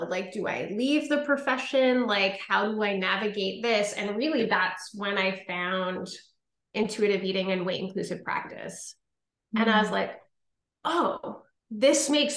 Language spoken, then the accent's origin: English; Ottawa, Ontario, Canada; I'm from Ottawa, Ontario